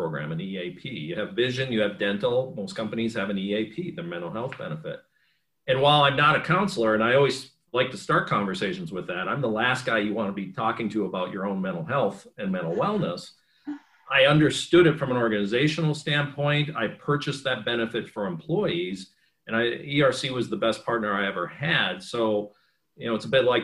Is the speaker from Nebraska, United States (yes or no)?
no; Superior, Wisconsin, United States; moved away as an adult; I'm a kid from Superior, Wisconsin